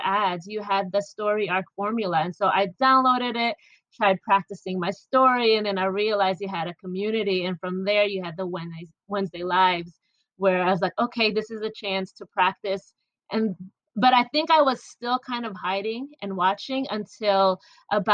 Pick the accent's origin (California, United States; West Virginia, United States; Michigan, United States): Michigan, United States; born or raised there; also born or lived in Philippines